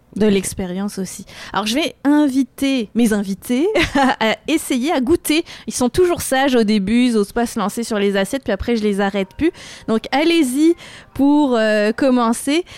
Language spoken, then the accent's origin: French; France; accent: French; also born or lived in Lima, Peru; now in Quebec City, Canada; mon accent français, mais je suis d'origine franco-péruvienne. Ma maman vient du Pérou et particulièrement de Lima